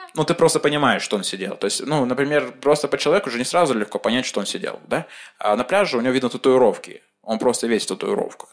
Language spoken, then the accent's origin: Russian; Chelyabinsk, Chelyabinsk Oblast, Russia; я из Челябинска